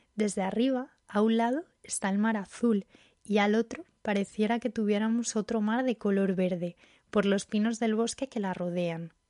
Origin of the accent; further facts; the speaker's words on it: Barbate, Andalusia, Spain; soy de un pueblo de Cádiz, de Barbate